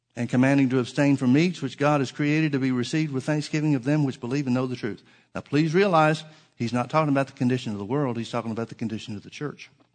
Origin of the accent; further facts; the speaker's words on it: the South, United States; I'm from the South